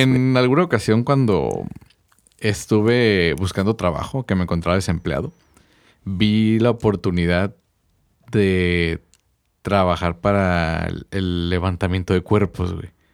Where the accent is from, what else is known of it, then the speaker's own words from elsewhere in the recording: Mexico; mi pueblo o mis raíces mexicanas